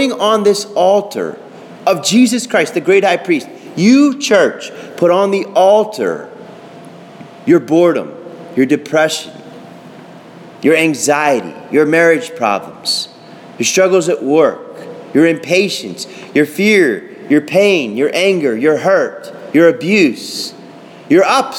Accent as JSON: {"language": "English", "town": "Pittsburgh", "region": "Pennsylvania", "country": "United States", "said": "I'm from Pittsburgh"}